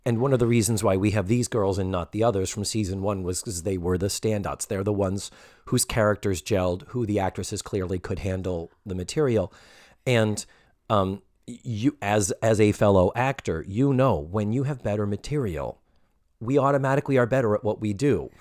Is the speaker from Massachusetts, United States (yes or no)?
yes; Massachusetts, United States; moved away; I grew up in Massachusetts